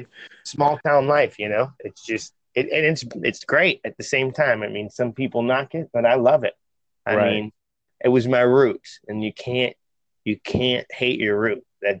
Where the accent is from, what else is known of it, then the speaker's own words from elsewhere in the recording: Midwest, United States; Oh, yeah, born and raised.